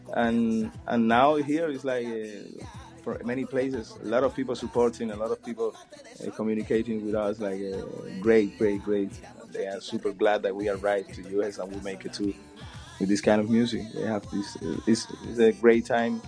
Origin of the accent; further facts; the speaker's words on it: Pinar del Río, Cuba; in Pinar del Río, my hometown